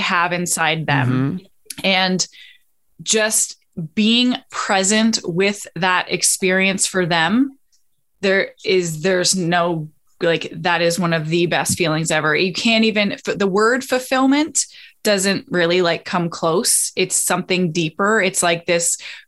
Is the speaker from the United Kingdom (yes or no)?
no; Canada; moved away as an adult; also born or lived in Australia / Costa Rica; now in Florida, United States; I am Canadian